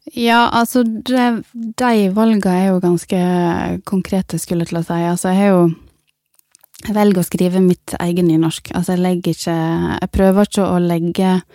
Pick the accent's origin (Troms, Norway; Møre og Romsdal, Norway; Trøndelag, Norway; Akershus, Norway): Møre og Romsdal, Norway; Ørsta; jeg har vokst opp i Ørsta